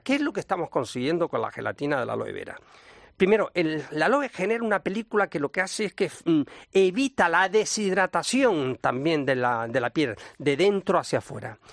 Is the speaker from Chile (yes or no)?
no; Las Palmas de Gran Canaria, Canary Islands, Spain; a mi tierra, fíjate. En Canarias, en Las Palmas de Gran Canaria